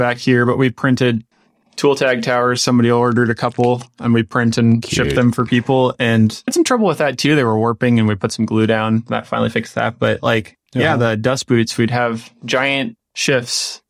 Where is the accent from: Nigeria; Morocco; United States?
United States; Midwest; being a Midwesterner in the United States